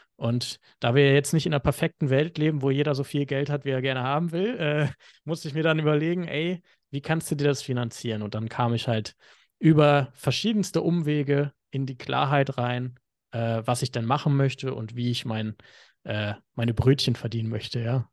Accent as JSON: {"language": "German", "region": "Hamburg", "country": "Germany", "moved": "as an adult", "lives_now": "Bali, Indonesia", "said": "Ich bin ursprünglich Hamburger, komme aus dem kalten Norden Deutschlands"}